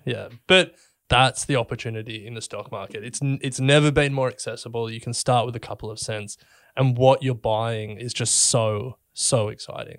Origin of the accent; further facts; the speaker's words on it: Australia; we, we grew up in Australia